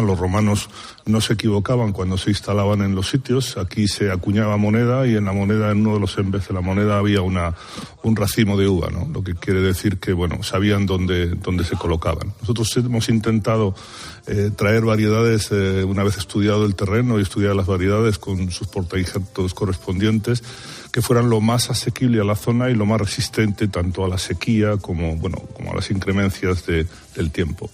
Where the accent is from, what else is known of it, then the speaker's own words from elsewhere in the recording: La Rioja, Spain; moved away as an adult; now in Andalusia, Spain; provenimos de La Rioja, tanto ella como yo